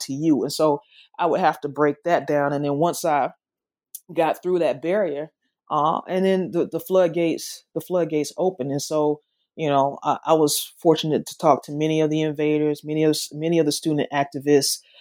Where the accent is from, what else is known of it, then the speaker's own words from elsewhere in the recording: the South, United States; accent: southern; my accent, though it's it's southern, it's not Memphis Southern.